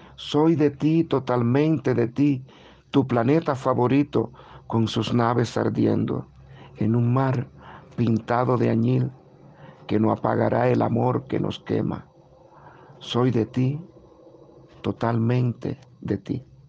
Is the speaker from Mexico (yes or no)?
no; Guanajay, Artemisa, Cuba; nací en Guanajay, eh, que es un pueblito maravilloso